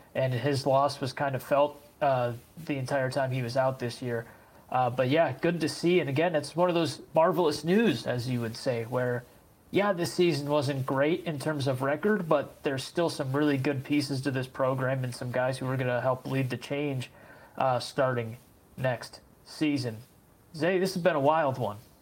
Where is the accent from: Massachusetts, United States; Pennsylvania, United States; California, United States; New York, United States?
Pennsylvania, United States; Erie; I'm from Erie